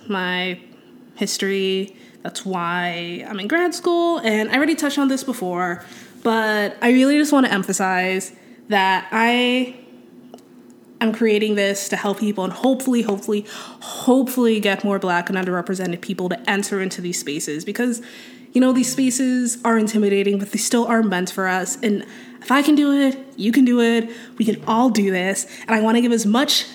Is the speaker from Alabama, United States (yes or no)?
no; Gaithersburg, Maryland, United States; moved away as an adult; also born or lived in Washington, District of Columbia, United States / New York / Philadelphia; now in Twin Cities, United States; I was born in DC and raised just outside it in Gaithersburg, Maryland